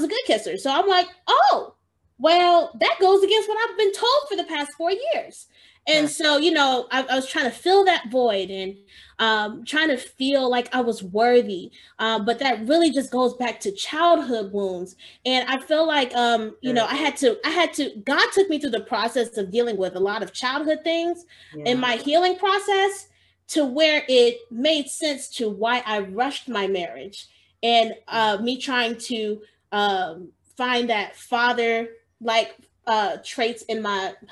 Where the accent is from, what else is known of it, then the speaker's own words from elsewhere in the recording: Georgia, United States; moved away as an adult; also born or lived in Chicago, Illinois; I moved from Georgia. That's where I was born and raised, and I moved to Chicago